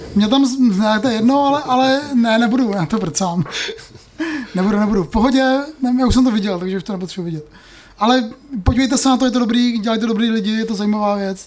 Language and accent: Czech; Moravia, Czechia; my jsme vlastně z Moravy